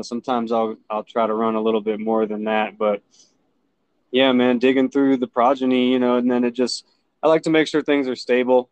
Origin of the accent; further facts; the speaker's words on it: Jacksonville, Florida, United States; now in Colorado, United States; I was born and raised in uh, Jacksonville, Florida, actually, and uh, moved to Colorado around 2011